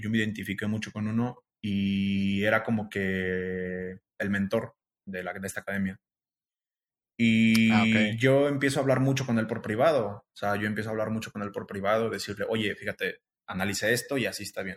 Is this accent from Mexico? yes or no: yes; Guanajuato, Mexico; moved away as an adult; now in Guadalajara, Mexico; yo soy de Guanajuato